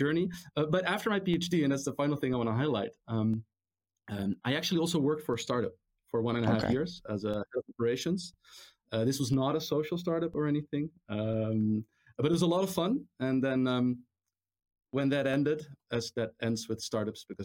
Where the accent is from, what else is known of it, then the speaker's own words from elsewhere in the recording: Amstelveen, North Holland, Netherlands; I'm actually Dutch. I was born in the Netherlands, in Amstelveen. Actually, born in Amsterdam, raised in Amstelveen.